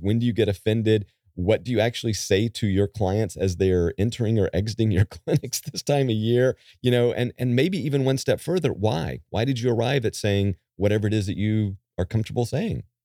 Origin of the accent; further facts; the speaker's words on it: Calabash, North Carolina, United States; my hometown of Calabash. North Carolina